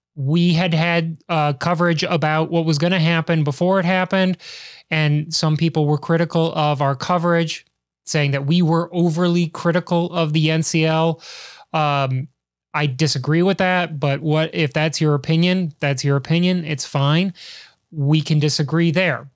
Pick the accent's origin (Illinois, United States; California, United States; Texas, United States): Illinois, United States; Chicago; I'm from the great white north that is Chicago